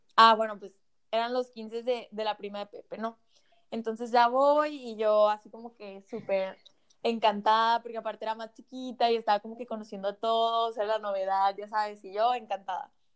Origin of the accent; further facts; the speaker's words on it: Mexico; Yo vivo, vivo en una ciudad súper chiquita aquí en México